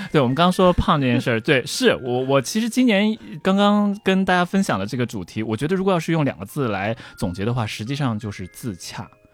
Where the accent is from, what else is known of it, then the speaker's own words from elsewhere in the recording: Tokyo, Japan; first language Chinese; also born or lived in Xi'an; 我长期生活的一个地方